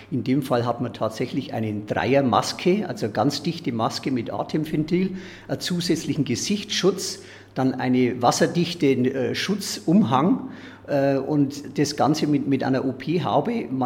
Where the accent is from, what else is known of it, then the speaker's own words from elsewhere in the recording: Solnhofen, Bavaria, Germany; Ich bin in Sollenhofen groß geworden, äh, in meinem Heimatdorf ja